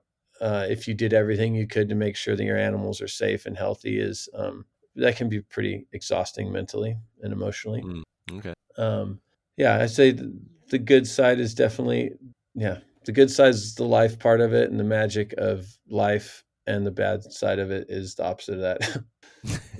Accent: Central Coast, California, United States; moved away as an adult; also born or lived in Mexico; growing up on the Central Coast, it was always rural

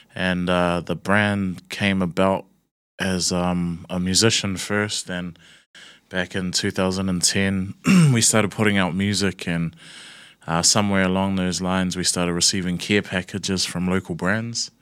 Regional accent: Auckland, New Zealand; I'm born and raised in Newton, Newton City, Eden Terrace area.

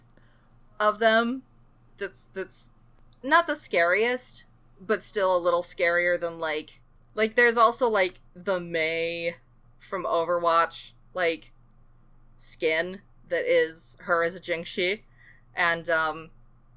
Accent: United States; I'm an American.

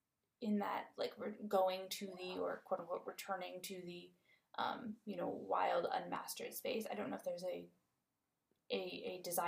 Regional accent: Midwest, United States; I'm from the Midwest, so I'm used to, like, vast tracts of unpopulated by human land, but so much of it is still, it's farmland, right?

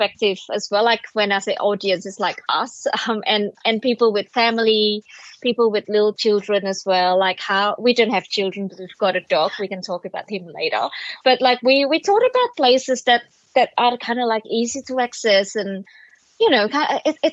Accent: Surabaya, East Java, Indonesia; now in Sydney, Australia; I grew up in Surabaya

